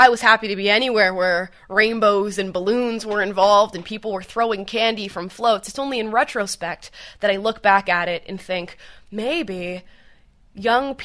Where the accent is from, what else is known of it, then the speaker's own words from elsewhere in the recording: Central Florida near Orlando, United States; I grew up in Central Florida near Orlando